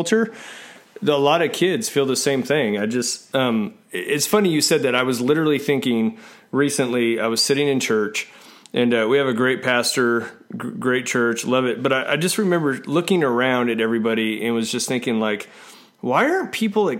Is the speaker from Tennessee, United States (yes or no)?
no; Phoenix, Arizona, United States; I had a lot of friends that skated when I grew up in Phoenix